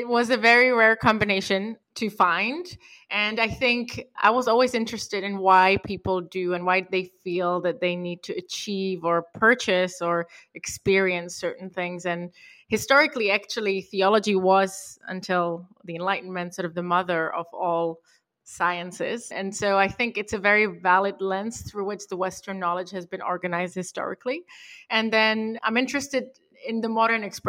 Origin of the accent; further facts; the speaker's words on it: Prague, Czechia; also born or lived in Europe / United Kingdom; now in Santa Monica, United States; I was born and raised in Prague in the Czech Republic in the 90s